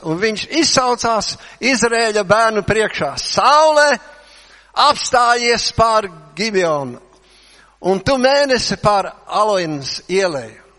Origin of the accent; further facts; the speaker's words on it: Latvia; mēs esam latvieši, jā. Latvieši, jā